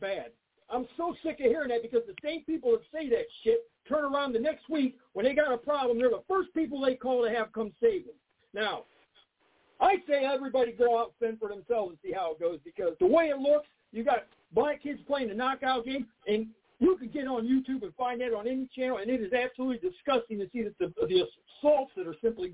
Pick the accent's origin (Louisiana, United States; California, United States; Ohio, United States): Ohio, United States; Akron; I'm from Akron, Ohio